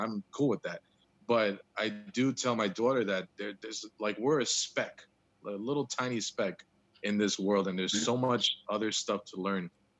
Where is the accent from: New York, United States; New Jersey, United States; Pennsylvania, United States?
New Jersey, United States; moved away as an adult; I'm originally from New Jersey, born and raised.